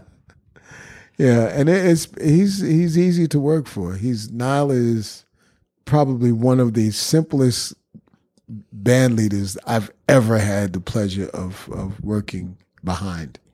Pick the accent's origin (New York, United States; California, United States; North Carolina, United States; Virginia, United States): New York, United States; New York City; I'm from the Bronx